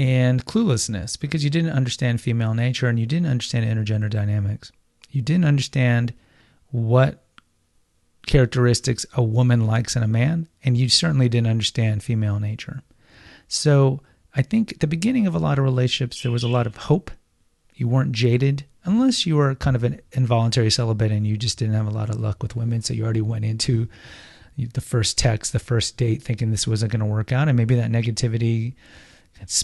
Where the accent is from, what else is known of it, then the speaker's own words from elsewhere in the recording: Houston, Texas, United States; I grew up in Houston